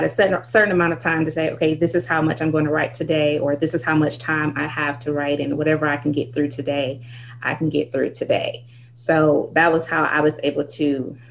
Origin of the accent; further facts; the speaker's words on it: Michigan, United States; I am from Michigan.